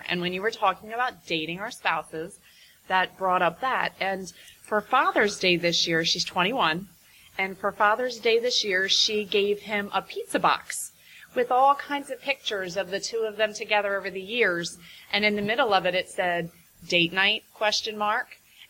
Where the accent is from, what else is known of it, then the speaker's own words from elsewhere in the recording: Delaware, United States; I'm from Delaware.